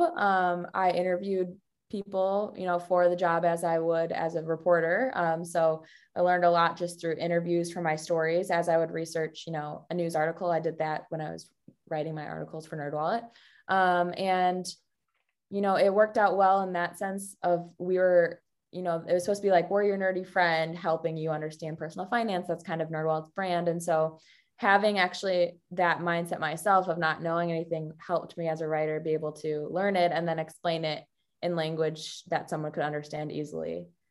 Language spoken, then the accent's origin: English; Chicago, Illinois, United States; moved away as an adult; also born or lived in Missouri / San Francisco; now in Milwaukee, United States; I grew up in the Chicago area